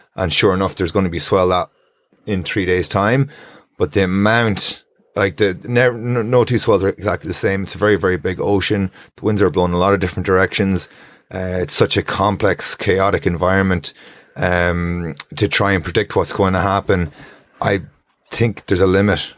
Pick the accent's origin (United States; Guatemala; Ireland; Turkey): Ireland; Strandhill, Connacht; I grew up in Strandhill